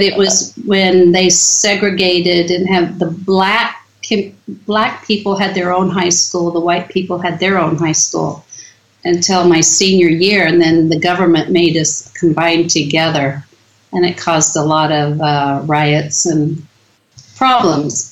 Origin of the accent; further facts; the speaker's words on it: Mississippi, United States; moved away as an adult; also born or lived in Utah / Idaho; now in Netherlands; I grew up in Mississippi, which is a state in the United States